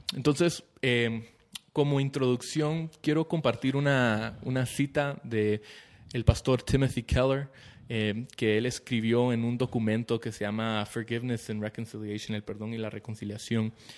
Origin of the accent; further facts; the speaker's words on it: Guatemala; somos guatemaltecos